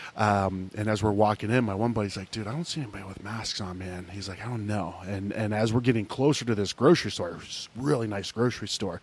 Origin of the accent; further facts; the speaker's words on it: Ohio, United States; moved away; I grew up in Ohio